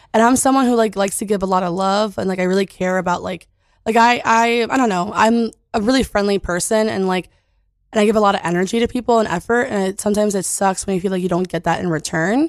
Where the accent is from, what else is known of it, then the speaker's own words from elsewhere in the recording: California, United States; I'm from California.